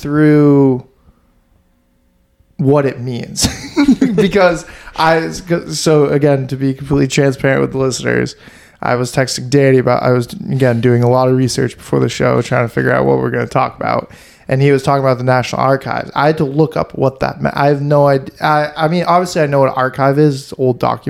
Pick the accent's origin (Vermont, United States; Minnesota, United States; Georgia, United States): Vermont, United States; I'm from Vermont